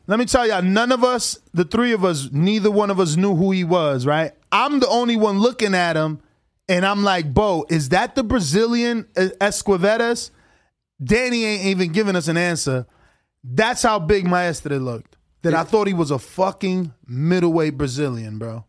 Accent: United States; I'm not considered Dominican enough because I was born in America.

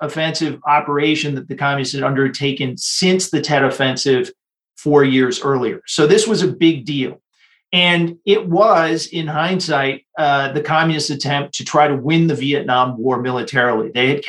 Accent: Michigan, United States; moved away as an adult; also born or lived in Taiwan; when I was in high school growing up in Michigan

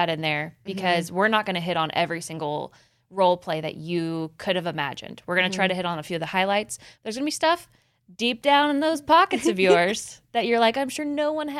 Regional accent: Midwest, United States; Did you like how I'm from the Midwest when I said tapping in?

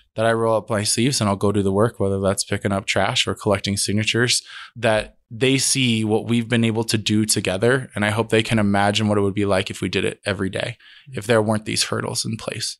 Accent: Denver, Colorado, United States; I grew up in Denver in a time, nineteen nineties, where they call it the summer of violence

